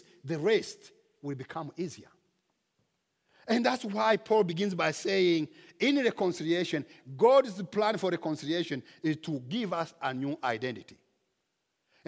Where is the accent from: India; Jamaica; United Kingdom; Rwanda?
Rwanda; now in United States; In my home country, in Rwanda